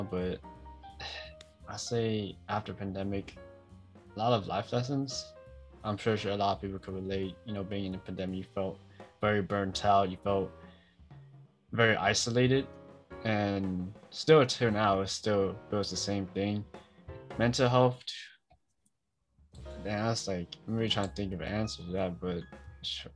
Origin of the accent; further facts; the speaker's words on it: Oakland, California, United States; I'm from Oakland.